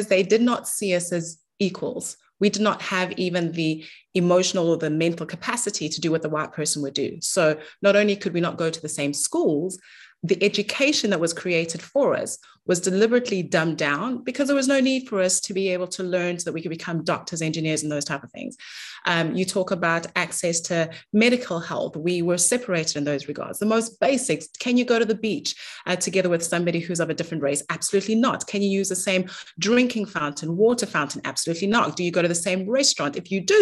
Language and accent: English; South Africa; I was born in South Africa